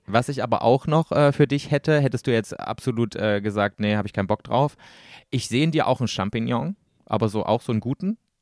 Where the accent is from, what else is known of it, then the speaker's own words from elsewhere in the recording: East Germany, Germany; Ich komme aus dem Osten